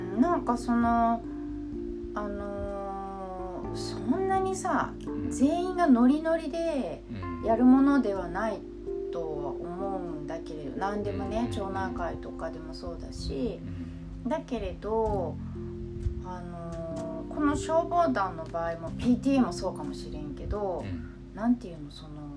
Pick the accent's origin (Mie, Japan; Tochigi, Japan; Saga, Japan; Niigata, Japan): Mie, Japan; now in Kyoto, Japan; 私地元の三重も